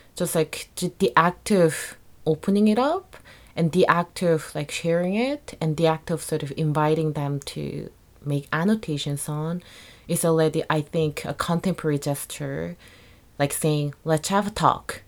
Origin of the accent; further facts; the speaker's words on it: South Korea; moved away; I was born and raised in Korea